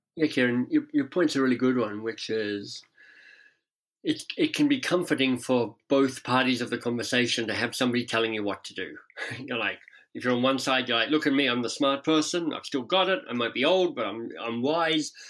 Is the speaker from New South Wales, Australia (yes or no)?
no; Canberra, Australian Capital Territory, Australia; moved away as an adult; also born or lived in England / United States; now in Toronto, Canada; I grew up in Canberra, so the much maligned national capital down there.